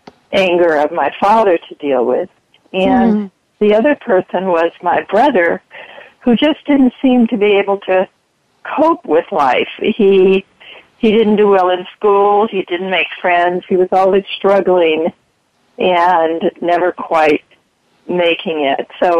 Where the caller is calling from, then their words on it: San Diego, California, United States; Hi, I'm from San Diego.